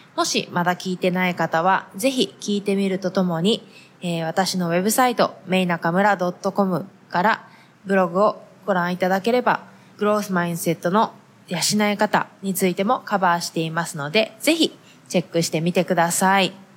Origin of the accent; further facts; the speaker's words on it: Japan; moved away as an adult; now in United States; 同じ日本人、日本で生まれ育った日本人